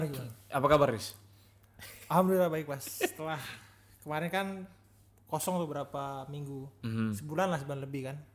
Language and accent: Indonesian; Bandung, West Java, Indonesia; aku orang Bandung tapi enggak.